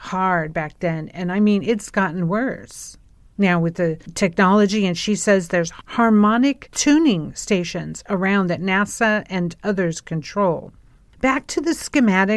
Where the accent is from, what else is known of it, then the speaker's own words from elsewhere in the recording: California, United States; I grew up in California